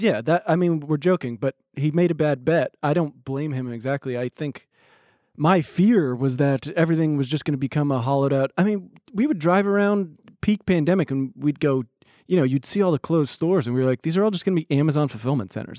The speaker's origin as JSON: {"language": "English", "town": "Los Angeles", "region": "California", "country": "United States", "said": "And I said, \"L A.\""}